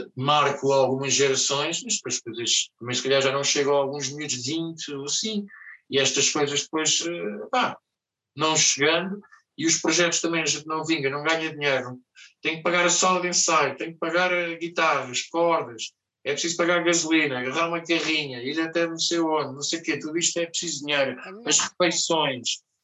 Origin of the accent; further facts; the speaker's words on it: Lisbon, Portugal; eu sou português, sou de Lisboa